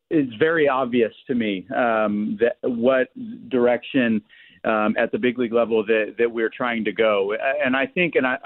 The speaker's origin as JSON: {"language": "English", "town": "Indianapolis", "region": "Indiana", "country": "United States", "tie": "born or raised there", "said": "from Indianapolis. I live there. I was born and raised there."}